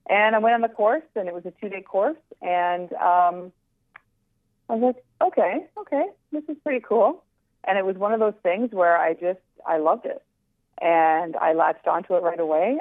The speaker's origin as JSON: {"language": "English", "country": "Canada", "said": "We're Canadian"}